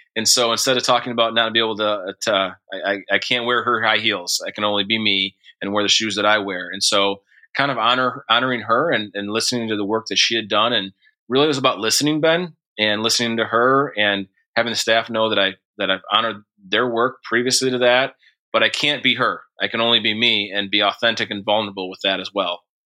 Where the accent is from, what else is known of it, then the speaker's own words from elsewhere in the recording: Montcalm County, Michigan, United States; also born or lived in Forest Hills, Michigan; we grew up in Montcalm County, which is the county over from where Grand Rapids is located